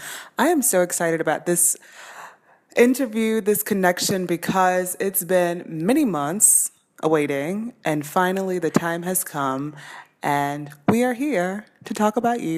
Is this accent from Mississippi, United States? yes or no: no; Baton Rouge, Louisiana, United States; moved away; To my birthplace, my hometown, my city, people, loves, and family.